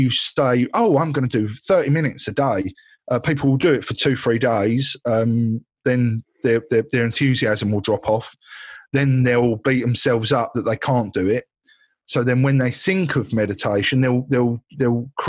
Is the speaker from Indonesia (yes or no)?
no; Essex, East of England, United Kingdom; I am from Essex